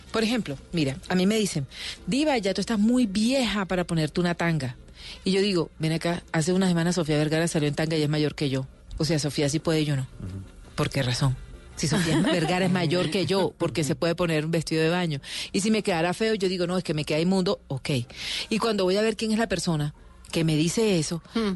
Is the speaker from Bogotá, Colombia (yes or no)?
no; Barranquilla, Atlántico, Colombia; yo soy una mujer, una barranquillera que ha trabajado, que se levanta de sol a sol